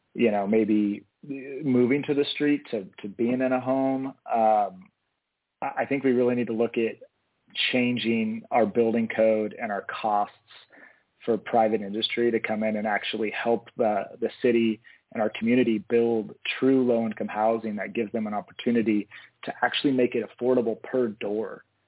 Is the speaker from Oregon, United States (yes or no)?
yes; Eugene, Oregon, United States; i was born and raised here in eugene um, west eugene actually grew up in the, the bethel area